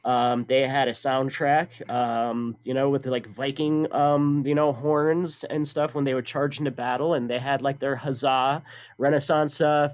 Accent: San Bernardino, California, United States; born there; I was born in San Bernardino, Los Angeles County.

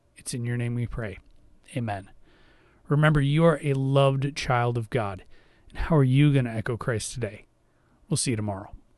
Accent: United States; because we as Americans, myself as an American

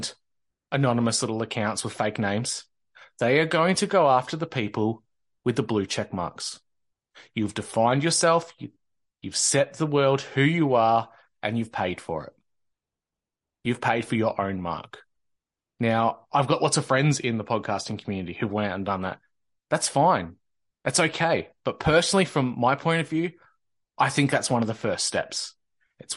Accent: Victoria, Australia; In Australia, in Victoria, my home state

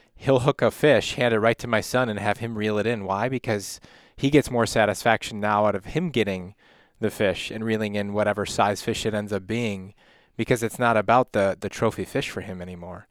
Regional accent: Illinois, United States; now in Wisconsin, United States; I grew up in Illinois, came, moved up here

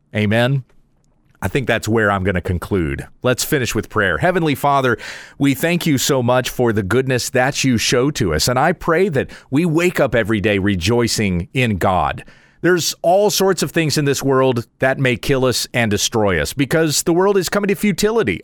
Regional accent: United States; I'm an American

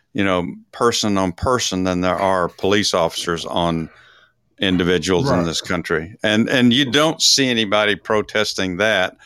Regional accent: Dallas, Texas, United States; I'm from Dallas

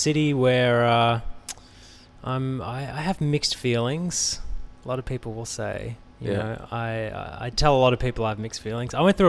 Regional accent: Australia; now in Los Angeles, United States; there's a lot of Australians in LA, and Australians seem to have a good reputation at the moment anyway in LA. We haven't quite worn out our welcome.

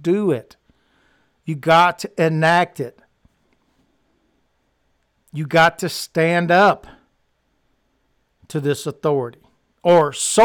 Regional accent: the South, United States; I grew up in the South

